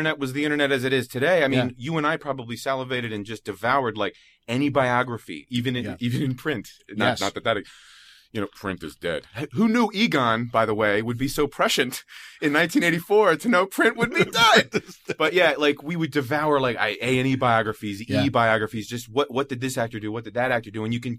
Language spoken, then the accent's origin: English; Philadelphia, Pennsylvania, United States; I'm from Philadelphia